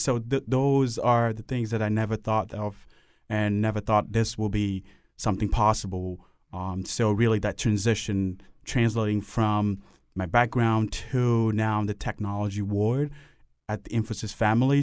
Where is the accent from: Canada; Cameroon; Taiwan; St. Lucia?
Cameroon; now in Hartford, United States; I grew up in, um, Cameroon